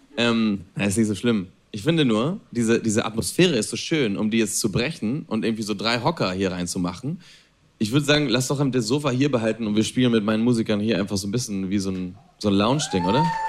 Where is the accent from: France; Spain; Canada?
Spain; German is a second language; moved away as an adult; also born or lived in Berlin, Germany / Italy; Ich bin in Spanien aufgewachsen, ich bin in Spanien geboren